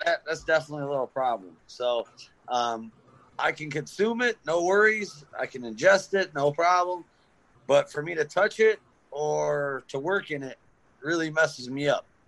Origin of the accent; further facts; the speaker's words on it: Detroit, Michigan, United States; now in Grayling, United States; I'm from Detroit area. Um, I now live in Grayling.